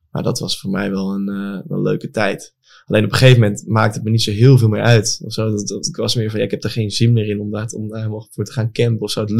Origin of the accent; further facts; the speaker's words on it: Apeldoorn, Gelderland, Netherlands; ik kom uit Apeldoorn, daar heb je Shoepimp, weet je daar?